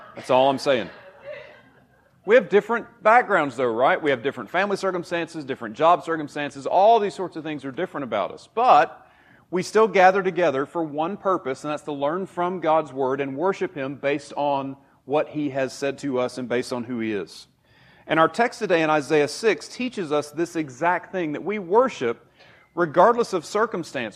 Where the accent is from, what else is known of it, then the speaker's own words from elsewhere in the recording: Taylors, South Carolina, United States; moved away as an adult; I grew up in Taylor's, so that way a little bit, not too far from here